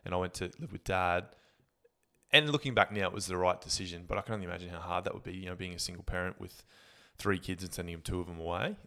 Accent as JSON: {"language": "English", "town": "Gladstone", "region": "Queensland", "country": "Australia", "tie": "born or raised there", "also_born_or_lived": "Brisbane", "said": "growing up in Gladstone"}